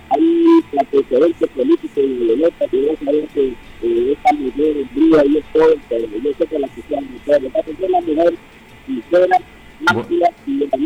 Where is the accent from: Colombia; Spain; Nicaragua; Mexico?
Nicaragua; Sí, como ciudadano nicaragüense le doy un llamado